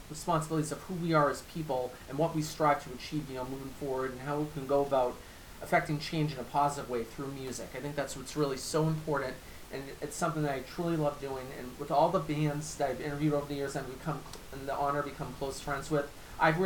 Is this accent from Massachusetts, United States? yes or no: yes; Medford, Massachusetts, United States; I've lived in Medford my whole life, close to almost 40 years now.